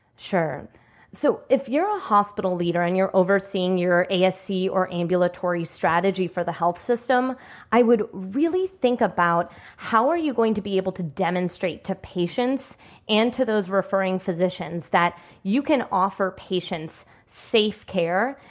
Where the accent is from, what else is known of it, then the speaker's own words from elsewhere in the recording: Washington, District of Columbia, United States; my hometown of D C